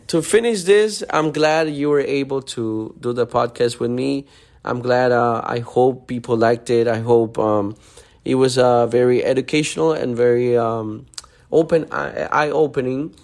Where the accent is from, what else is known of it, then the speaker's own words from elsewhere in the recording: Honduras; now in Miami, United States; I was born and raised in Honduras